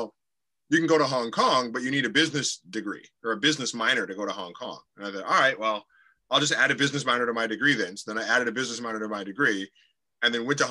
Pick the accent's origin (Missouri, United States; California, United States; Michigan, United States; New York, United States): Michigan, United States; Okemos; born or raised there; also born or lived in Detroit, Michigan / Lansing, Michigan / Tokyo, Japan; now in Japan